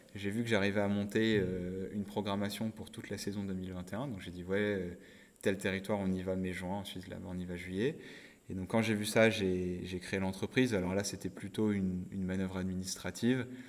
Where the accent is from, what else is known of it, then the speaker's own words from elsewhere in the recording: Nord-Pas-de-Calais, Hauts-de-France, France; also born or lived in Côte-d'Or; je suis originaire de Côte d'Or avec ma famille, mais j'ai grandi dans le Nord-Pas-de-Calais. Donc j'ai fait toute mon enfance là-bas